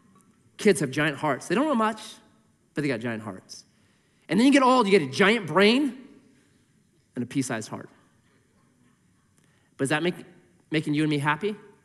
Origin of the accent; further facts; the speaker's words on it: Missouri, United States; But I'm from Missouri. It's a show me state, right?